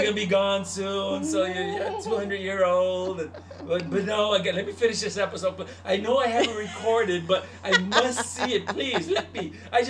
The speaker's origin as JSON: {"language": "English", "country": "Puerto Rico", "tie": "born or raised there", "said": "The only telenovela I got obsessed with that I made it when I was a kiddo in Puerto Rico, there's this one called the. And all y'all Puerto Ricans out there, you know"}